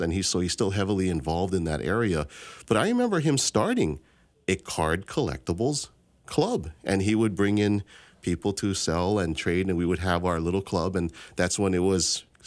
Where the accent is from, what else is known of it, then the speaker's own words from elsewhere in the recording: Hawaii, United States; growing up in Hawaii